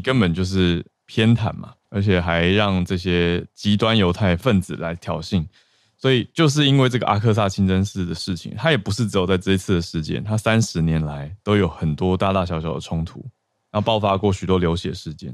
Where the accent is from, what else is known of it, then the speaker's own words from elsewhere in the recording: Taiwan; 作为一个台湾人